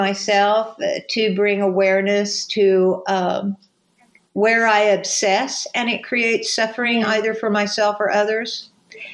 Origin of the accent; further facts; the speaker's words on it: California, United States; So I am a person from the United States and a person from California